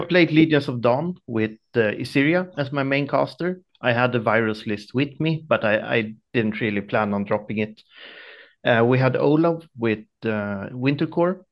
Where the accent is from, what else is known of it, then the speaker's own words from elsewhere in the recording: small town close to Stockholm, Stockholm County, Sweden; I'm from Sweden, small town close to Stockholm